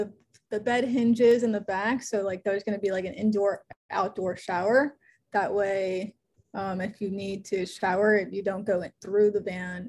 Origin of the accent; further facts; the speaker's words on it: West Palm Beach, Florida, United States; I grew up in West Palm. My parents are from Columbia